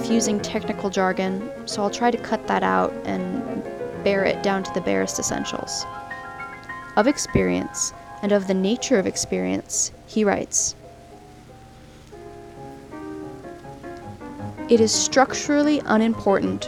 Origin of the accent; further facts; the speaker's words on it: Southern California, United States; moved away as an adult; also born or lived in Oregon; I've recently moved back to my hometown in Southern California after living in Oregon for several years while going to school